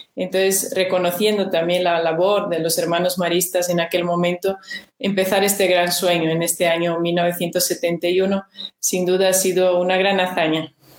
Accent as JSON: {"language": "Spanish", "country": "Brazil", "tie": "born or raised there", "also_born_or_lived": "Peru / Spain", "second_language": "Spanish", "moved": "as an adult", "lives_now": "Loja, Ecuador", "said": "yo soy nacida en Brasil, soy brasileña, viví ahí hasta mis 20 años"}